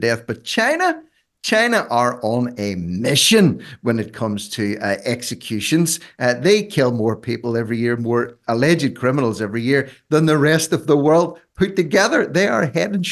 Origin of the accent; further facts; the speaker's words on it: Ireland; being Irish